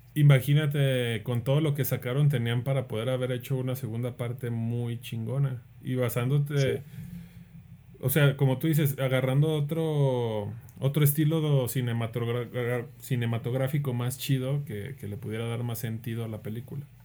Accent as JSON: {"language": "Spanish", "country": "Mexico", "said": "nosotros los mexicanos"}